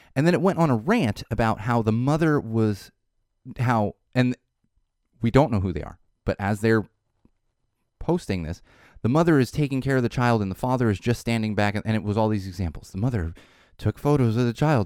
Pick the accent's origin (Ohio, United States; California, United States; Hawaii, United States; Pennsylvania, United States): California, United States; Poway; my hometown there in Poway in San Diego